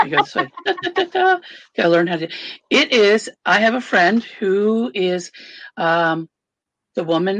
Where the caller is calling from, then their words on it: Indiana, United States; Am in northern Indiana. I am 5 minutes from the Michigan border, so I'm that far up.